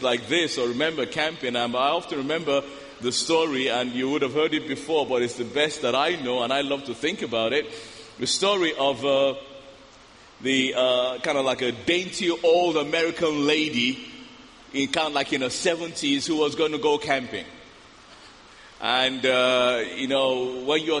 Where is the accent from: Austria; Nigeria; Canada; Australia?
Nigeria; I'm African, I'm Nigerian.